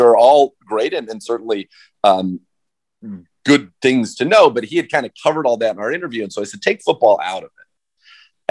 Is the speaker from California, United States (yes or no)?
yes; San Francisco Bay Area, California, United States; now in Cleveland, United States; I grew up in the San Francisco Bay Area